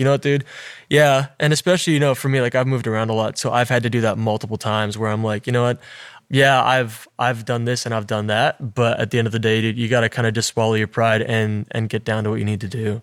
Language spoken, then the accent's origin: English; Alberta, Canada; I came from a small town, right? Like, I'm from Alberta